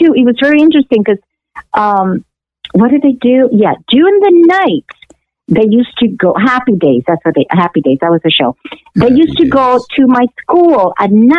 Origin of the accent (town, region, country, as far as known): Los Angeles, California, United States; born or raised there; also born or lived in Cuba; now in Miami, United States